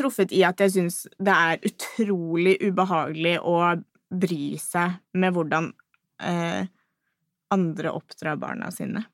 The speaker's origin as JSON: {"language": "Norwegian", "country": "Norway", "said": "jeg er typisk norsk på det"}